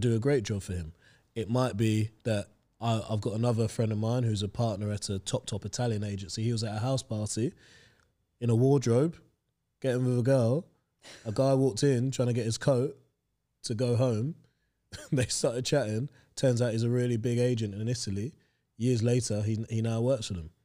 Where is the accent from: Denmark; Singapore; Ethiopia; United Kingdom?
United Kingdom; London; also born or lived in Hampshire; other people that I grew up with in Stoke Newington